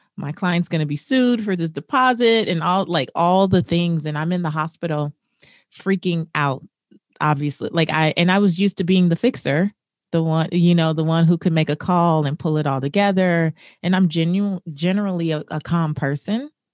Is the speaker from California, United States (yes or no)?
yes; Los Angeles, California, United States; I grew up in South Central Los Angeles in not the best neighborhood